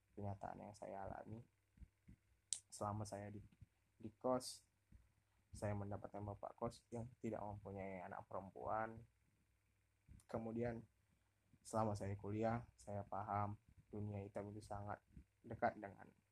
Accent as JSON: {"language": "Indonesian", "region": "North Sumatra", "country": "Indonesia", "moved": "as an adult", "lives_now": "Pekanbaru, Indonesia", "said": "saya orang Sumatera Utara"}